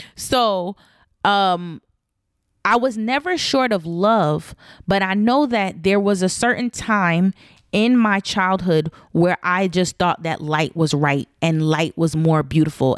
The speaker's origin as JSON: {"language": "English", "country": "United States", "tie": "born or raised there", "said": "my parents were African, they weren't necessarily intentional and I don't think they knew the nuances that growing up in Black America can sometimes create amongst kids"}